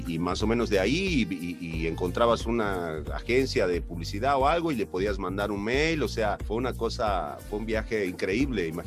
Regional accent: Argentina; now in Mexico; incluso hasta la misma fisonomía de la gente de mi tierra es mucho más parecida a la de los mexicanos. Somos el único estado en Argentina que comemos chile, que comemos tamales.

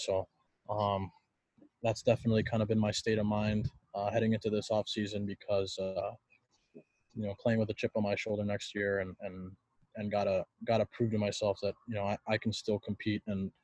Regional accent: California, United States; moved away as an adult; growing up a Cali kid, didn't really have a whole lot of ice

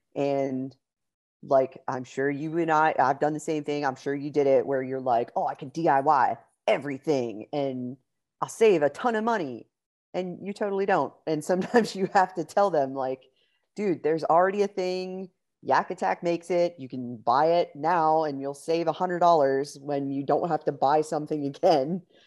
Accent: Pittsburgh, Pennsylvania, United States; moved away as an adult; now in Texas, United States; I'm originally from Pittsburgh, Pennsylvania. Uh, my husband and I moved down to Texas about four years ago

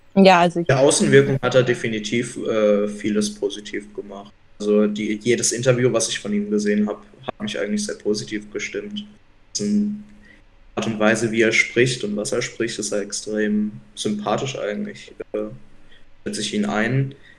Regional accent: Mannheim, Baden-Württemberg, Germany; moved away; weil ich halt auch wirklich nicht aus der Region komme. Ähm, ich komme halt aus Mannheim

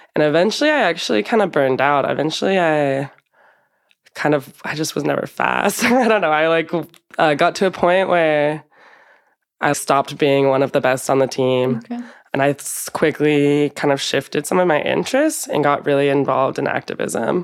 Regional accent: Portland, Oregon, United States; now in Madrid, Spain; I'm from Portland, Oregon in the United States

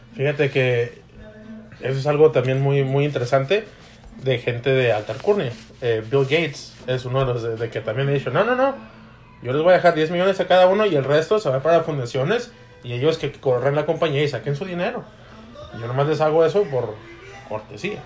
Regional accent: Mexico; soy mexicano

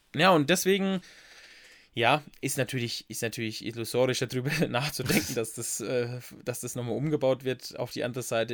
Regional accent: Bad Neustadt an der Saale, Bavaria, Germany; da ist auch meine Kindheit oft verbracht im Café Wiener

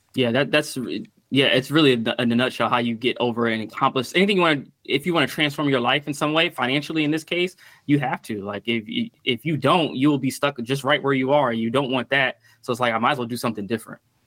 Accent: Stamford, Connecticut, United States; also born or lived in Petersburg, Virginia; most of my childhood and early adult life was in Stamford, Connecticut

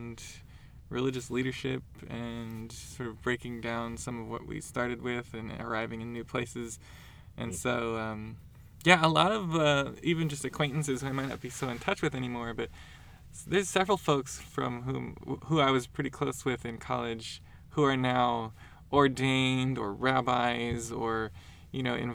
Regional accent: Portland, Oregon, United States; I grew up in Portland, Oregon

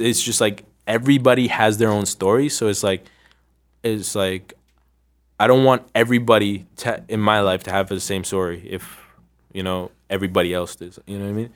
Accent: Ottawa, Ontario, Canada; also born or lived in Sri Lanka; I was growing up in Canada, Ottawa, Ontario, in the West End

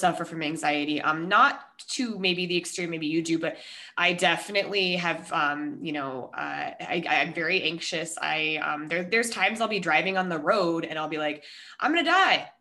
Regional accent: Denver, Colorado, United States; moved away as an adult; also born or lived in Minnesota; now in San Diego, United States; I'm originally from Denver. Well, I was born in Minnesota, then moved to Denver after college, or I've lived in Colorado since I was 10

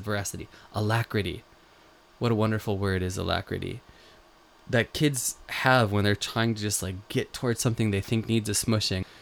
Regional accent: Western New York, United States; moved away as an adult; now in Japan; when I was a kid growing up in Western New York

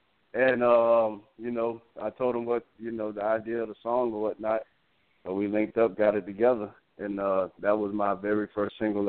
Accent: Brunswick, Georgia, United States; now in Jacksonville, United States; I'm originally from Glenn County, Brunswick, Georgia.

